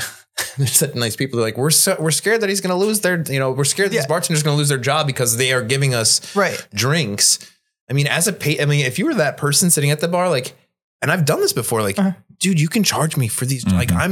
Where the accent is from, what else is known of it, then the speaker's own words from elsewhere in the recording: Chicago, Illinois, United States; I'm from Chicago.